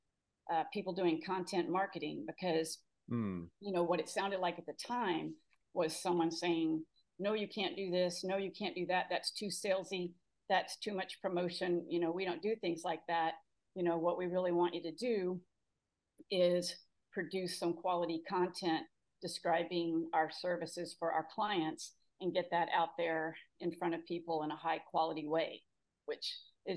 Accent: Houston, Texas, United States; also born or lived in Austin, Texas; growing up in Houston, I was fortunate to go to a really great school

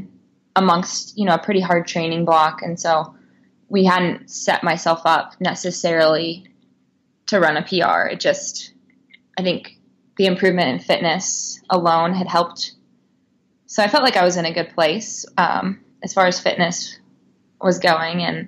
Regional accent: Missouri, United States; moved away as an adult; now in Portland, United States; I grew up in Missouri

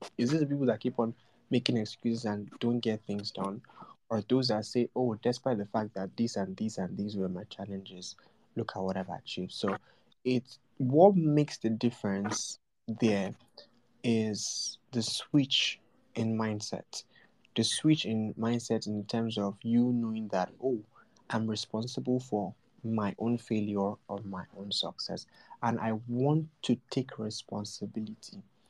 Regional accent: Nigeria; I was born as a Nigerian

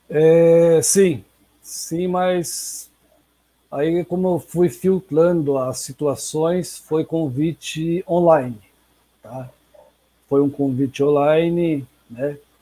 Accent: Sarapuí, São Paulo, Brazil; now in Sorocaba, Brazil; as raízes, uma cidade bem pequena, vinda de uma cidade de Sarapuí talvez alguns devem conhecer, mas resido hoje na, aqui na Zona Norte, em Sorocaba

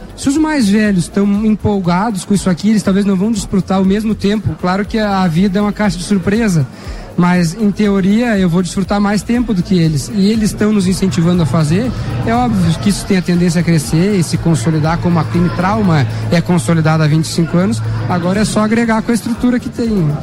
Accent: São Joaquim, Santa Catarina, Brazil; Eu sou natural de São Joaquim

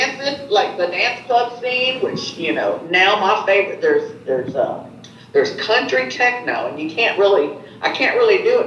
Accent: East Tennessee, United States; also born or lived in Chicago, Illinois; I'm in East Tennessee outside of Knoxville

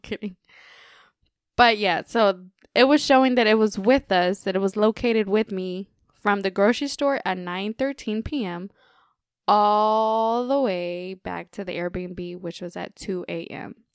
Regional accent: Texas, United States; we're from Texas

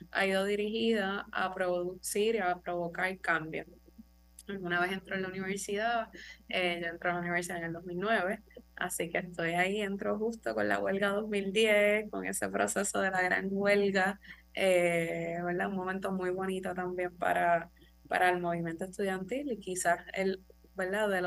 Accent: Loíza, Puerto Rico; yo nací en Loiza, mis papás no son de Loiza, pero yo sí, nací y me crié allí.

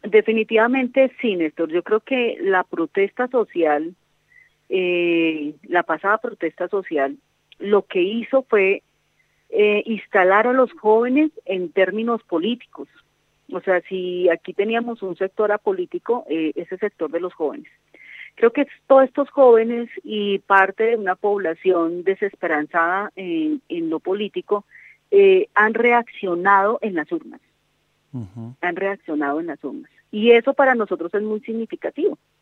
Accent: Colombia; nosotros como colombianos

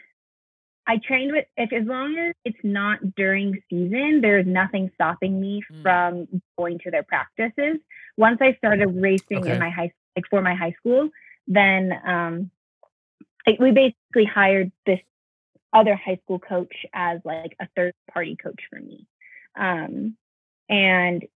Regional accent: South Bay, California, United States; now in Flagstaff, United States; I'm from the South Bay area in California. So there are a lot of powerhouse high schools in that area. And one of them was Redondo Union High School. And they're like 10 minutes away from where I live, or where I lived growing up

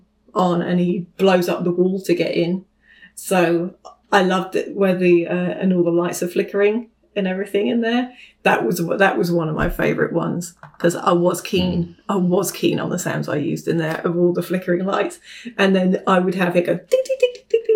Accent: United Kingdom; moved away as an adult; now in United States; I'm not American. I'm from the UK

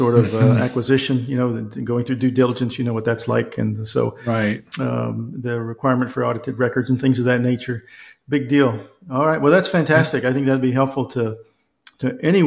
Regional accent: South Texas, United States; I grew up in South Texas

